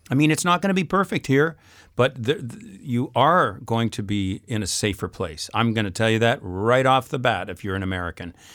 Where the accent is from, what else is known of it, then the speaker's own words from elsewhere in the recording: Canada; I come from Canada.